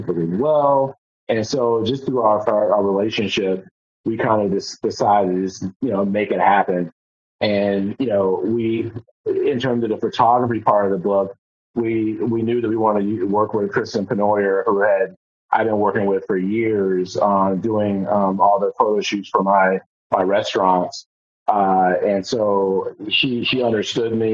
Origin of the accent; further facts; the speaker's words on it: Euclid, Ohio, United States; moved away; I grew up in Cleveland, Ohio.